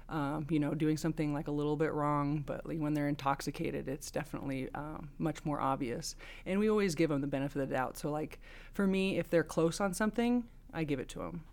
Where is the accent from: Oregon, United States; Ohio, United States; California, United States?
Oregon, United States; moved away as an adult; now in Nevada, United States; I'm originally from Oregon. I came down here back in two thousand six to go to the University of Nevada